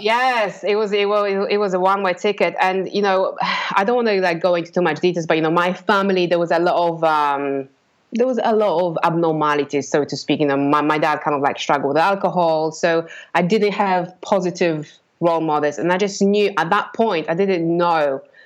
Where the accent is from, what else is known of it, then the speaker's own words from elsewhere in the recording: Poland; English is a second language; moved away as an adult; now in England; grew up in Poland, and um, I kind of was in a very regular, ordinary family living in a block block of flats